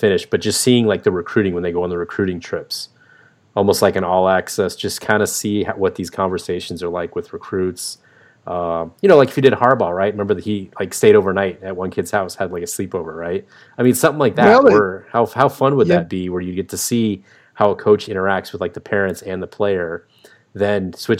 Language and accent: English; West Coast, United States; now in US East Coast; I came from the West Coast where it was all Pac-12 I got to see a lot of. And now that I moved to the East Coast